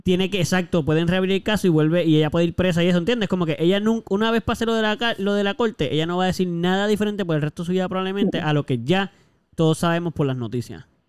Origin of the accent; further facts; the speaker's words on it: Puerto Rico; a los puertorriqueños nos pasa eso mucho